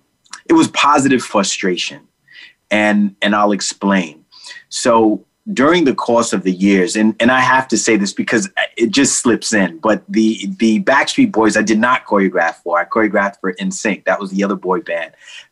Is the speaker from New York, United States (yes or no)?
yes; New York City, New York, United States; Growing up in the middle of the creation of hip hop, I grew up in the Bronx, a few blocks away from where … always had the Zulu anniversary jams.